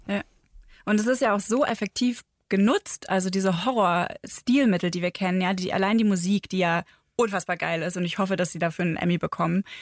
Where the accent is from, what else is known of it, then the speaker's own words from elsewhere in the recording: Northern Germany, Germany; now in Bavaria, Germany; ich bin ja aus Norddeutschland ähm, quasi in den Süden gezogen